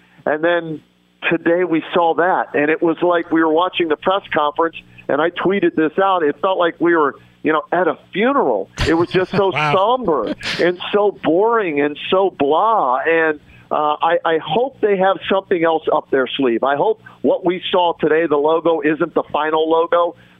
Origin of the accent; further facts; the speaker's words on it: Pittsburgh, Pennsylvania, United States; now in Cleveland, United States; I grew up in Pittsburgh, okay, a Penguins fan. I cover the Monsters on TV here in Cleveland